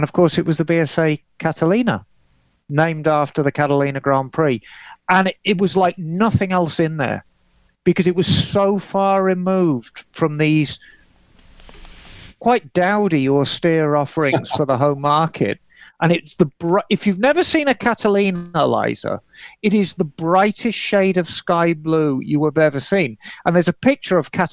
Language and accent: English; Birmingham, West Midlands, United Kingdom; as a child, I grew up in Birmingham